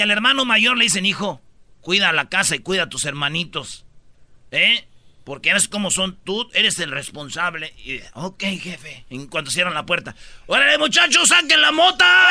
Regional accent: Michoacán, Mexico; como buen michacano

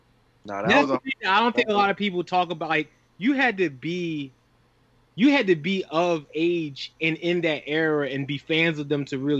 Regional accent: Philadelphia, Pennsylvania, United States; now in Brooklyn, United States; I come from Southwest Philly

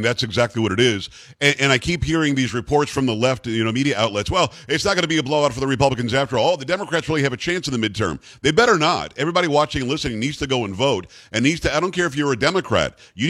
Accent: South Florida, United States; when I was growing up in South Florida, in 1980

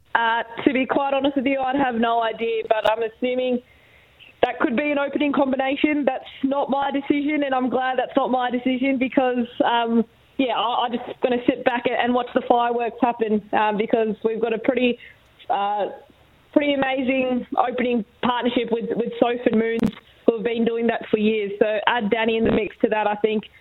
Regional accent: Australia; as an Aussie

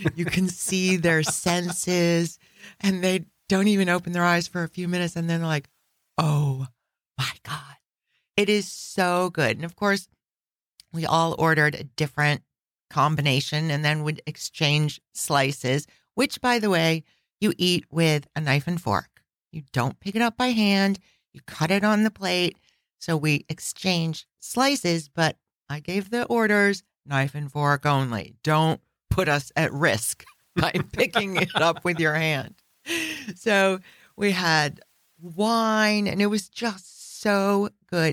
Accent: Chicago, Illinois, United States; I grew up in Chicago

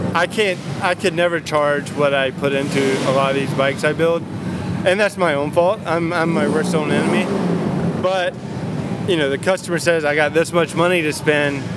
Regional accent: North Carolina, United States; moved away as an adult; also born or lived in Costa Mesa, California; now in California, United States; that's just where I'm from, I'm from the South

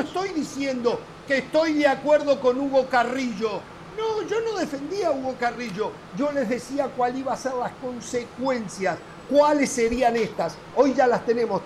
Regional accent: Uruguay

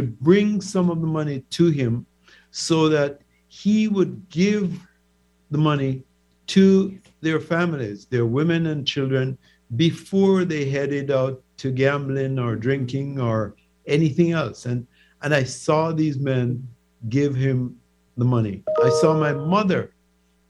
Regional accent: Old Harbour Bay, Saint Catherine, Jamaica; moved away as an adult; also born or lived in Kingston, Jamaica; now in United States; I grew up in Jamaica's largest fishing community. Old Harbor Bay is made up of hardy people who do fishing.

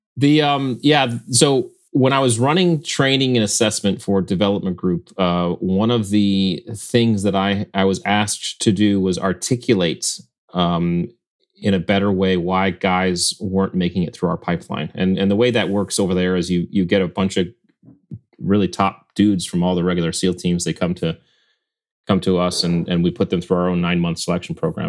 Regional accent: Connecticut, United States; we grew up in Connecticut on the, on Long Island Sound

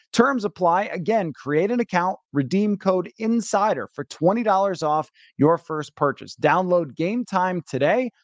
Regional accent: Buffalo, New York, United States; moved away; growing up in Buffalo

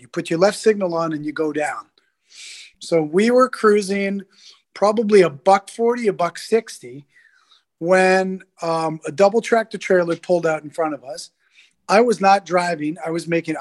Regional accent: Toronto, Ontario, Canada; I grew up in Toronto

